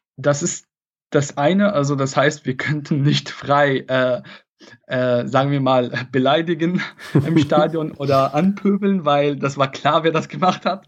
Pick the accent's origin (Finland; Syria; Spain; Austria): Syria; Latakia, Latakia Governorate; German is a second language; moved away as an adult; also born or lived in Koblenz, Germany; now in Germany; Ich komme ursprünglich aus Syrien